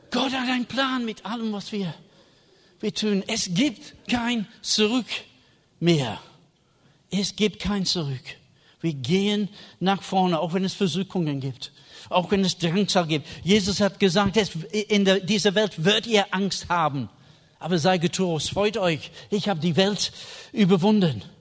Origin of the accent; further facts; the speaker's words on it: England, United Kingdom; German is a second language; Ich war Engländer, ich habe einen Schirm mit.